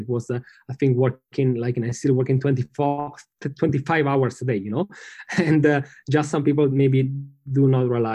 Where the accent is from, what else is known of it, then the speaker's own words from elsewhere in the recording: Milan, Lombardy, Italy; I'm from Milano